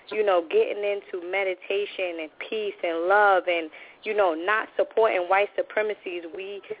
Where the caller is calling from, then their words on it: New York City, New York, United States; I'm calling from New York City